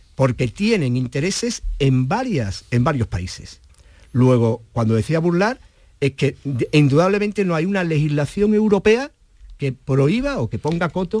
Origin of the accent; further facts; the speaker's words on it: Olvera, Andalusia, Spain; en mi pueblo, en Olvera